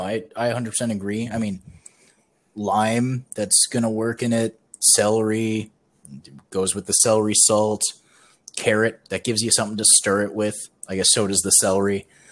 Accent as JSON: {"language": "English", "region": "Midwest", "country": "United States", "tie": "born or raised there", "said": "we both grew up in the Midwest"}